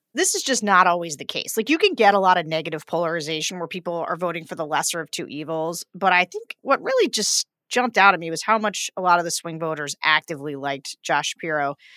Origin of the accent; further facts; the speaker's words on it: Pennsylvania, United States; my home state of Pennsylvania